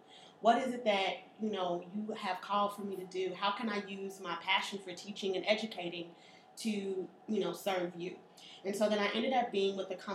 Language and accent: English; Chicago, Illinois, United States; I was born and raised here in Chicago